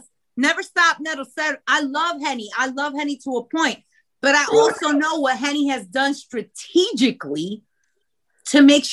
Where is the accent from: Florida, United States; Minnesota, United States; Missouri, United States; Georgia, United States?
Florida, United States; Boca Raton; moved away as an adult; also born or lived in Long Island, New York / Bronx, New York / Harlem, New York / New Jersey; I was born in Long Island. I was raised in Boca Raton, Florida.